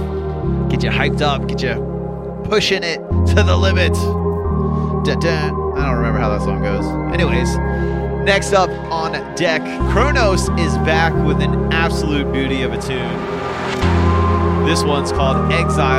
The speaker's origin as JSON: {"language": "English", "region": "Florida", "country": "United States", "tie": "born or raised there", "said": "from the great state of Florida, my hometown. My home state, I guess. Not my hometown."}